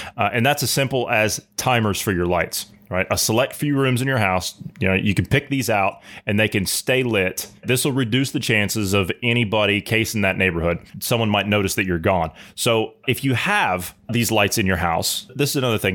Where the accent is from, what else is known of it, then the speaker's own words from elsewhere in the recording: Ohio, United States; moved away; I'm from Ohio originally